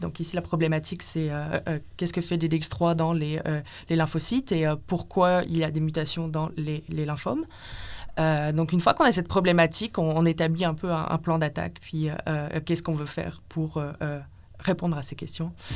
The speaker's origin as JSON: {"language": "French", "country": "France", "also_born_or_lived": "Lille, France", "moved": "as an adult", "lives_now": "Montreal, Canada", "said": "je viens de France, où j'ai fait ma licence en biologie cellulaire et physiologie, donc à Lille"}